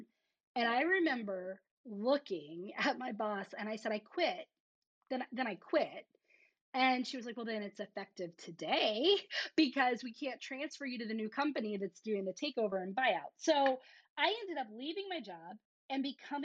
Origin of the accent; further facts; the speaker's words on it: the South, United States; I'm from the South